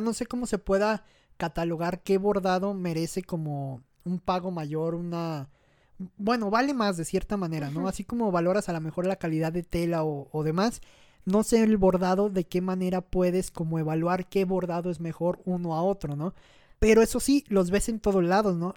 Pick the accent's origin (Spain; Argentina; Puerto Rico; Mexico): Mexico; como mexicano